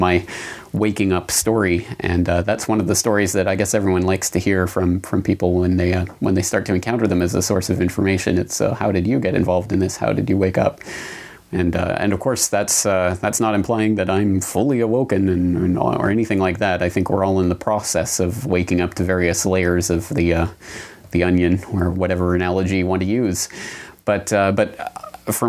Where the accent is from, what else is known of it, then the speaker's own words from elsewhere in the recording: Canada; moved away as an adult; now in Japan; my home and native land in Canada